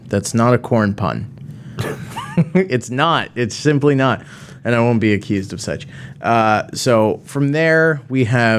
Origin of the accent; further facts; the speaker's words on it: New York, United States; because I'm from New York.